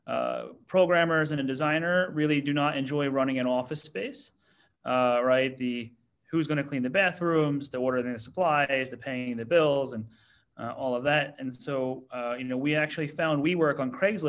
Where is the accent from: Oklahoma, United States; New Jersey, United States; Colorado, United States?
New Jersey, United States; moved away as an adult; also born or lived in Philadelphia / New York City; now in South Korea; I was born here in Korea, but I was adopted as an infant to the US. So I grew up in New Jersey.